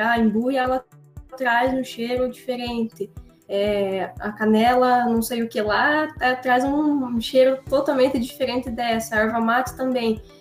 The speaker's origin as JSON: {"language": "Portuguese", "town": "Prudentópolis", "region": "Paraná", "country": "Brazil", "said": "lá na minha região, em Prudentópolis"}